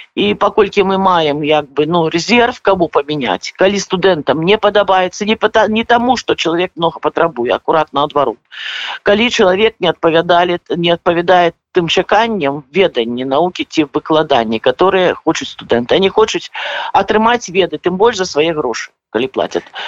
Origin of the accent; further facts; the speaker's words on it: Belarus; now in Poland; все мы беларусы